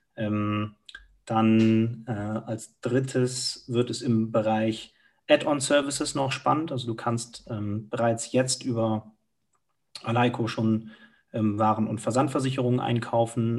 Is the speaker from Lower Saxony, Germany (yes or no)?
no; Cologne, North Rhine-Westphalia, Germany; moved away as an adult; now in Munich, Germany; ich bin direkt in Müngersdorf groß geworden, du wohnst neben dem Stadion